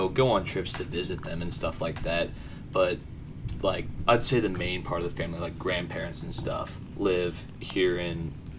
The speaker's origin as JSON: {"language": "English", "town": "Jasper", "country": "United States", "tie": "born or raised there", "said": "I was born right here in Jasper."}